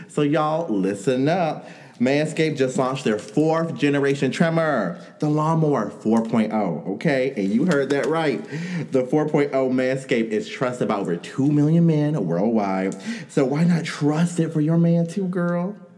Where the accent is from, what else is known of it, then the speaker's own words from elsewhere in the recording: New York, United States; I'm from New York.